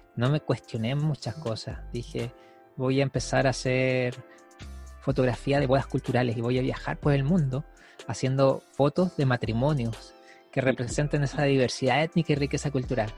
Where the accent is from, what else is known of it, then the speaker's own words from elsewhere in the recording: Iquique, Tarapacá, Chile; moved away; yo soy de Iquique, del norte de Chile, acá ni siquiera llueve